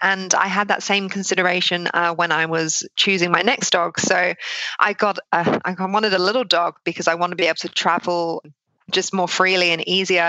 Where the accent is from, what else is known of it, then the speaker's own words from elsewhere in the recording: United Kingdom; now in Sydney, Australia; But yes, I am originally from the UK, but I live in Sydney, Australia now.